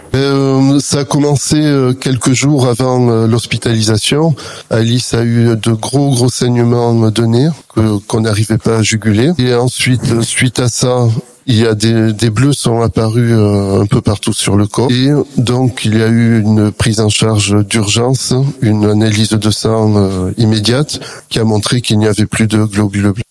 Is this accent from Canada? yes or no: no; Perpignan, Occitania, France; je suis originaire de Perpignan